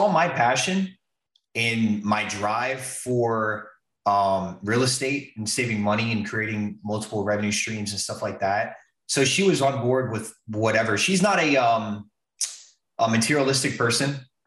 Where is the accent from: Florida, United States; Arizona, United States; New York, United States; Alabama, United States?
Florida, United States; West Palm Beach; moved away as an adult; also born or lived in Atlantic City, New Jersey / Key West, Florida; I'm originally from West Palm